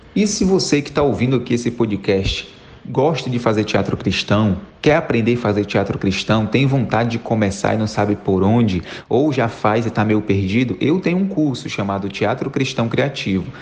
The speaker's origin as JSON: {"language": "Portuguese", "town": "Fortaleza", "region": "Ceará", "country": "Brazil", "said": "sou de Fortaleza, no Ceará."}